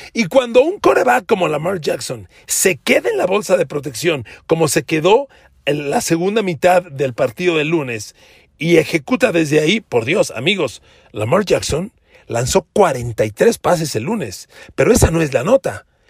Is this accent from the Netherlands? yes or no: no; Mexico; yo como mexicano